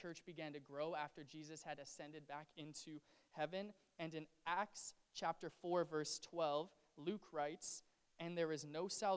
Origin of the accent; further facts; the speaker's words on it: Canada; as a Canadian